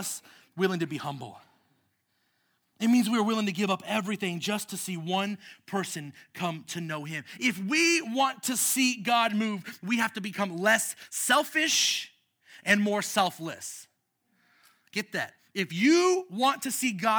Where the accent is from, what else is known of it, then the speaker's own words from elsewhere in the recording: United States; us as American citizens